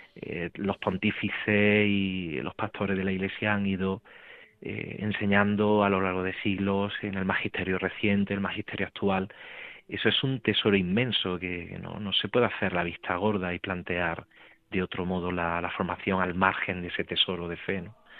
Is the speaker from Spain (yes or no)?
yes; Aguilar de la Frontera, Andalusia, Spain; del pueblo donde yo me crié, de donde soy, de Aguilar de la Frontera